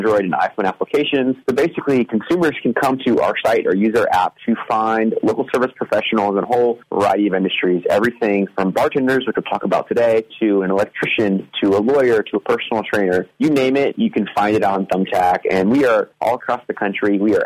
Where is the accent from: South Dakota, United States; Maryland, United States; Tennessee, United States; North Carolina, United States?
North Carolina, United States; now in California, United States; I'm actually from North Carolina originally, but I've lived in California for the past 8 years.